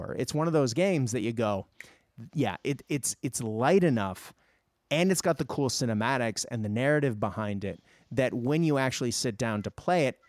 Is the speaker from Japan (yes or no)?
yes; Japan; moved away; I grew up in Japan